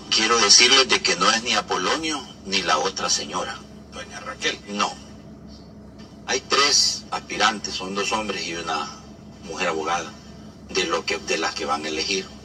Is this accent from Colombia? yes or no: no; El Salvador; lo voy a decir porque como salvadoreño tengo todo el derecho a expresarme